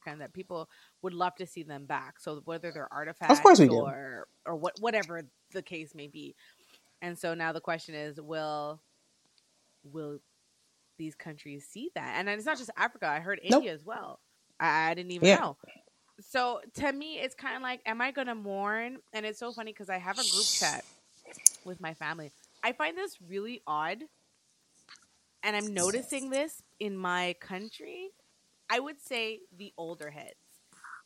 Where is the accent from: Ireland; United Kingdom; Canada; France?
Canada; also born or lived in Jamaica; we're Canadian